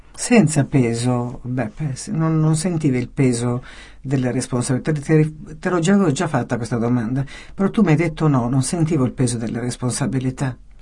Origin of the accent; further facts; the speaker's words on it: Calabria, Italy; anch'io sono calabrese